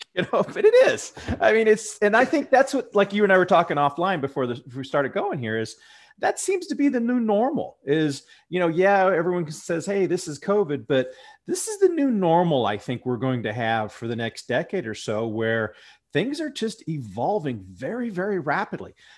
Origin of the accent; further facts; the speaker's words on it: Ohio, United States; I'm from Ohio here